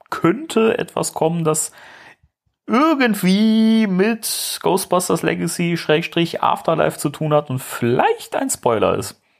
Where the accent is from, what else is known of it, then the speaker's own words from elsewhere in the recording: Germany; wir sind Deutsche.